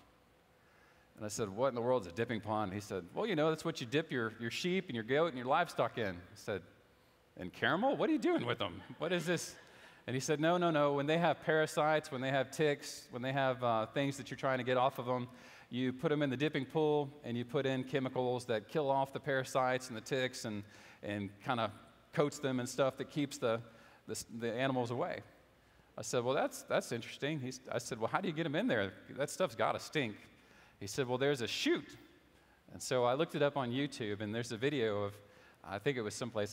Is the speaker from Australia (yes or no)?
no; United States; also born or lived in Houston, Texas / Lafayette, Louisiana; now in East Texas, United States; I grew up in Houston and Lafayette and the cities and the burbs